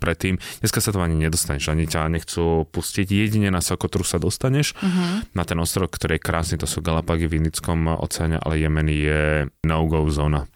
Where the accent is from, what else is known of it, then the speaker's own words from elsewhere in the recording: Slovakia; ty povieš Slovensko